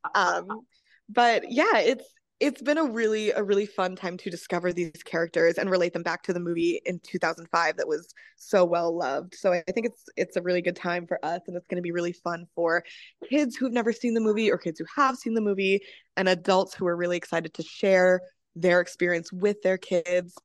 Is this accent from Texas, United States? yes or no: no; Massachusetts, United States; I'm actually from Massachusetts